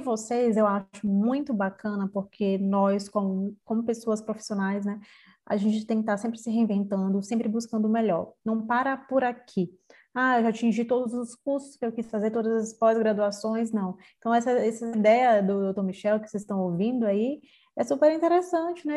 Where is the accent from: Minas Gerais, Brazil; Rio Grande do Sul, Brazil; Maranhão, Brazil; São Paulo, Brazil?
Maranhão, Brazil; São Luís; eu sou aqui de São Luís do Maranhão